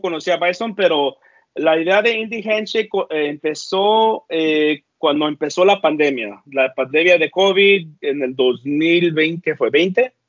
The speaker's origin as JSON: {"language": "Spanish", "region": "northern California", "country": "United States", "said": "Soy, soy americano, pero del norte de California."}